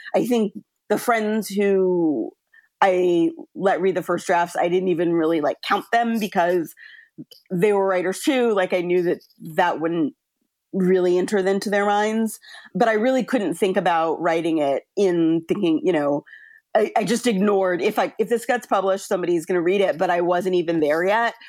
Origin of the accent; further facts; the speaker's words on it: California, United States; I grew up in California